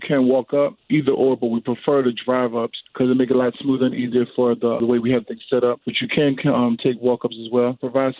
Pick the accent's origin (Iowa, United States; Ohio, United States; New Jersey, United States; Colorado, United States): New Jersey, United States; now in Miami, United States; I'm originally from Jersey, so I don't have a lot of family here